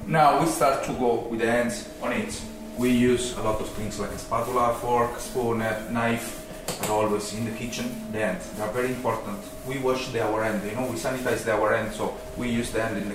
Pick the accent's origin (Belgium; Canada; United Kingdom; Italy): Italy; Rome, Lazio; now in Tralee, Ireland; We are from Rome, originally